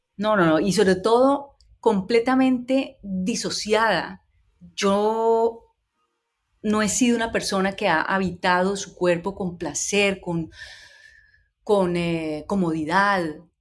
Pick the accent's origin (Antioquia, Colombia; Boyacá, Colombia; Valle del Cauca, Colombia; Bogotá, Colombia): Valle del Cauca, Colombia; Cali; identidad como caleña, como mujer